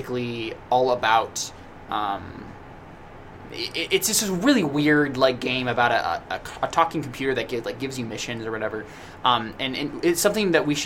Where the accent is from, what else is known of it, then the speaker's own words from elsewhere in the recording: United States; us as American citizens